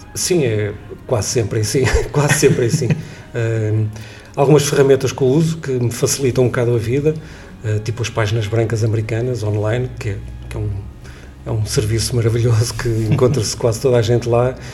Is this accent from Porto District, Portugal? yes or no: yes; Leça da Palmeira, Porto District, Portugal; eu sou de Lessa da Palmeira, um bocadinho fora do Porto